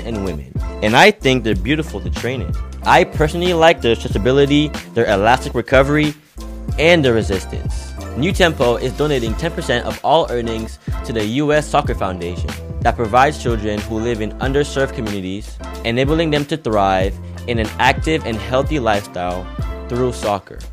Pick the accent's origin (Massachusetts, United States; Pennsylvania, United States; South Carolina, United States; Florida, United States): Florida, United States; Broward County; I'm from Broward too, so we gotta, we gotta rep the nine five four